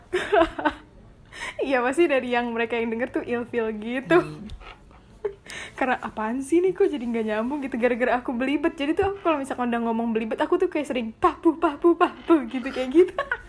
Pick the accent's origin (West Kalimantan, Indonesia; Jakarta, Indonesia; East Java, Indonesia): Jakarta, Indonesia; moved away as an adult; now in Jambi, Indonesia; aku aku kan ini dari Jakarta